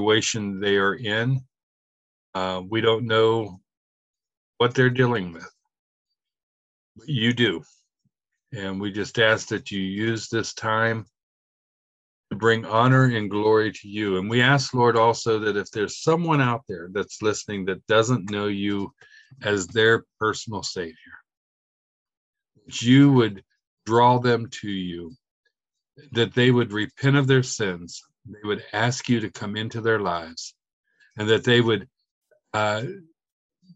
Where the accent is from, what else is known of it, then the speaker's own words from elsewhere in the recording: Pittsburgh, Pennsylvania, United States; I'm from Pittsburgh, from Pennsylvania